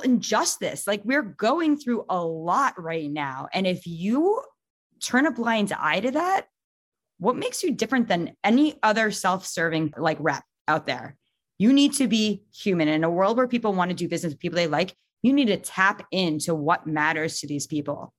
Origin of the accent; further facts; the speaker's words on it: New York, United States; also born or lived in Long Island / Michigan; I'm from New York